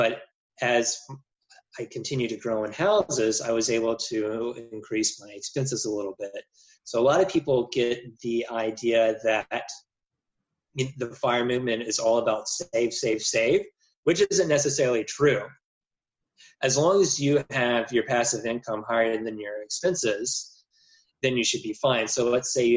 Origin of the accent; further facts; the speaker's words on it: Jackson, Mississippi, United States; also born or lived in Cincinnati; move back to my home state in Jackson, Mississippi, where my parents also did real estate